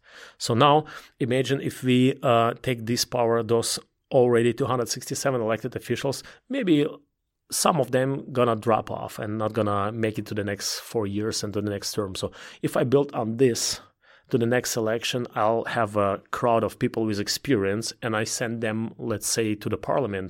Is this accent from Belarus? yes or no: yes; Belarus; English is a second language; also born or lived in Ukraine / Russia / Germany; now in United States; It's one is Eastern Europe, because I was born there. Mm-hmm. I was born in Belarus. I was growing up in Ukraine, in Belarus, in Russia at the same time. So I'm at home there.